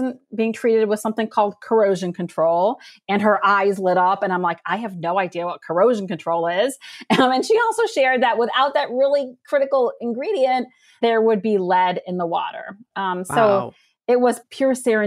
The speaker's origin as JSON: {"language": "English", "country": "United States", "tie": "born or raised there", "also_born_or_lived": "Iraq", "said": "I'm Iraqi American. We came to this country when I was 4"}